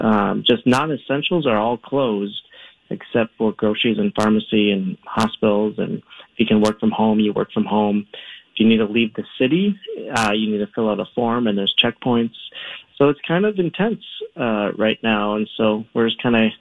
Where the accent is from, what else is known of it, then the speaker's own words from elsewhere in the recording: United States; moved away as an adult; now in Rome, Italy; I'm an American teacher at an American school